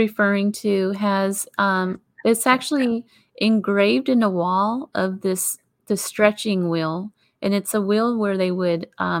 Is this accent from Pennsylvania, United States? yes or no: yes; Pittsburgh, Pennsylvania, United States; I grew up there in Pittsburgh.